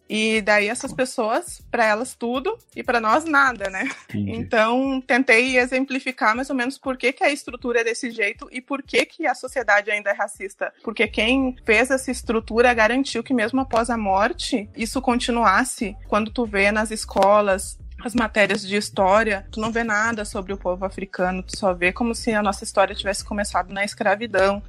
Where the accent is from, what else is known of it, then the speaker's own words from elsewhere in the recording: Brazil; now in Ireland; nós somos negros, nós somos brasileiros